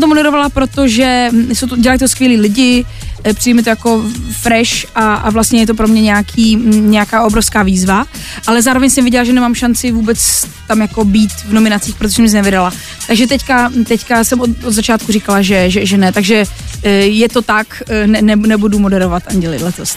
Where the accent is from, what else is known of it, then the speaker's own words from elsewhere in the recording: Těšín region, Moravian-Silesian Region, Czechia; also born or lived in Poland; je to můj můj kraj, je to, protože jsem Polka